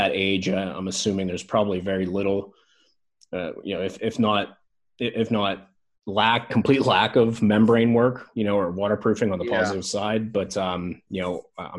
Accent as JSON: {"language": "English", "region": "Pennsylvania", "country": "United States", "moved": "yes", "said": "I'm originally from Pennsylvania"}